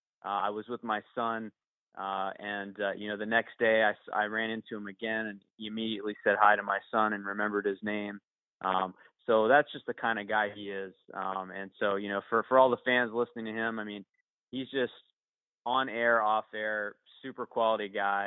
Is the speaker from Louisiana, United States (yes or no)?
yes; New Orleans, Louisiana, United States; now in Virginia, United States; I live in Virginia now. I'm from New Orleans originally